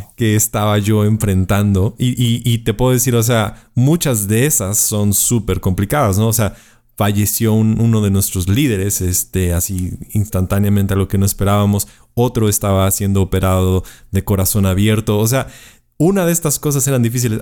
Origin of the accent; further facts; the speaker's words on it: Puebla, Mexico; estoy en la ciudad de Puebla, México, que es la cuarta ciudad más grande del país. Eh, nací aquí en Puebla